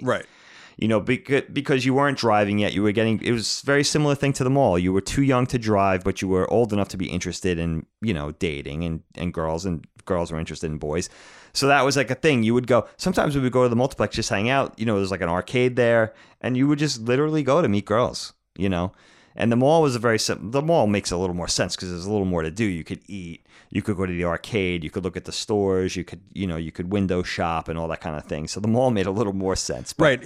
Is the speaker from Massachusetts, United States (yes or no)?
no; Bellport, New York, United States; I grew up in Bellport